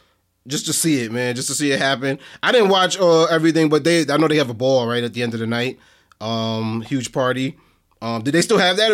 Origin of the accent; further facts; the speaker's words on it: Delaware, United States; Joe, like, I'm from Delaware. I'm from Delaware, yeah.